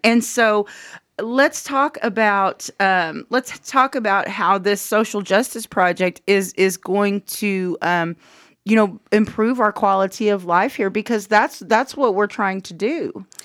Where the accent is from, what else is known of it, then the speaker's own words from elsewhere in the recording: Anadarko, Oklahoma, United States; we're both from Anadarko.